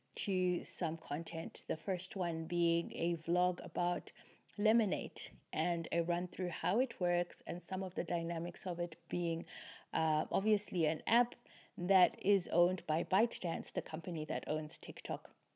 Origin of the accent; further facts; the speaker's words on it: Zimbabwe; I am from Zimbabwe